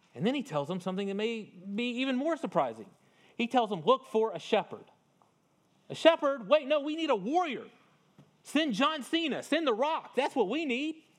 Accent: North Louisiana, United States; I grew up in North Louisiana, but it was not far from Vicksburg, Mississippi

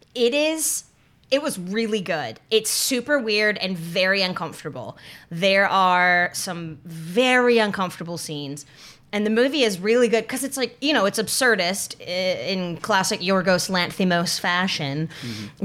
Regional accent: North Carolina, United States; growing up in North Carolina

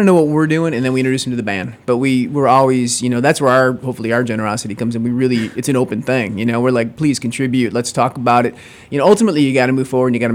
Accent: Detroit, Michigan, United States; growing up in Detroit

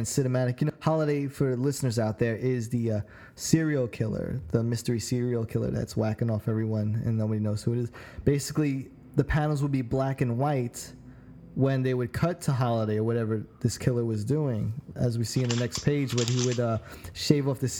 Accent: New York City, New York, United States; growing up in New York City

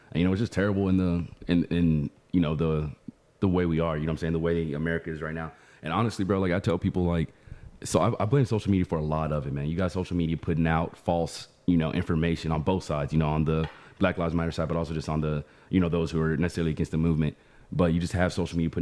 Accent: Dallas, Texas, United States; We're both technically from Dallas

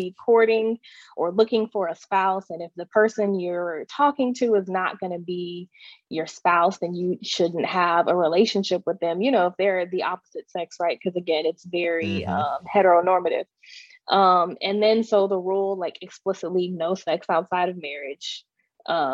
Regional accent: Texas, United States; I grew up in Texas, the Bible Belt, and was homeschooled

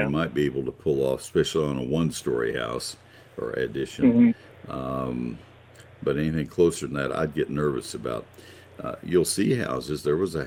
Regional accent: College Station, Texas, United States; also born or lived in Ohio; I grew up in College Station. I'm a native Texan

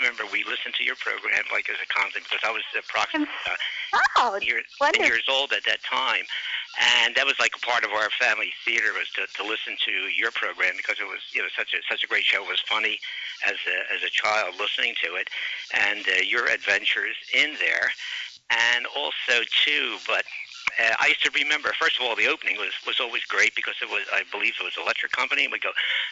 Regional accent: Philadelphia, Pennsylvania, United States; from Philadelphia, Pennsylvania.

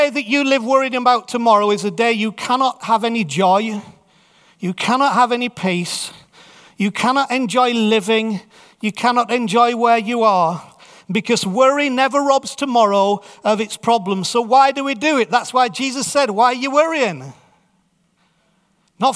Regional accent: York, Yorkshire and the Humber, United Kingdom

